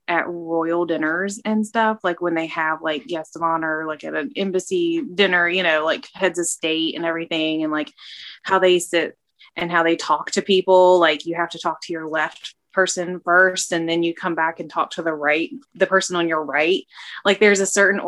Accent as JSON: {"language": "English", "country": "United States", "said": "as Americans"}